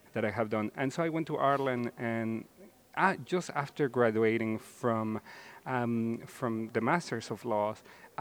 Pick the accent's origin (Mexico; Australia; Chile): Mexico; now in United States; I grew up in Mexico before 1994.